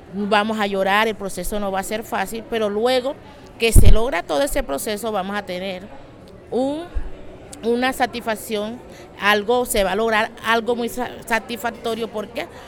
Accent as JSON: {"language": "Spanish", "town": "María la Baja", "region": "Bolívar", "country": "Colombia", "said": "vengo de María la Baja Bolívar"}